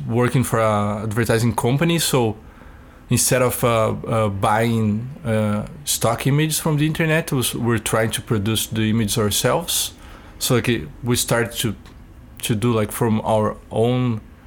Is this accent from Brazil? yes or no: yes; Brazil; now in Winnipeg, Canada; I'm from Brazil